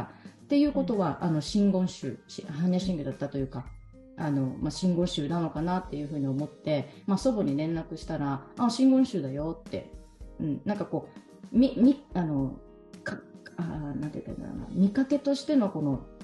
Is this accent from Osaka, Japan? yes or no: no; Ehime, Japan; moved away as an adult; now in Kagawa, Japan; もともとは、地元、地元というか、生まれは愛媛県